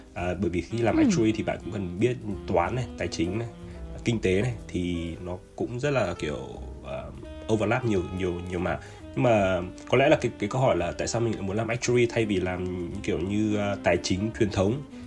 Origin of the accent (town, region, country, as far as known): Vietnam